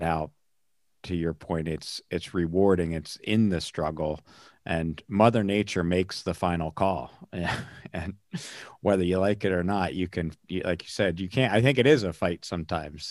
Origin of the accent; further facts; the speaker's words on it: north in Pennsylvania, United States; I grew up north in Pennsylvania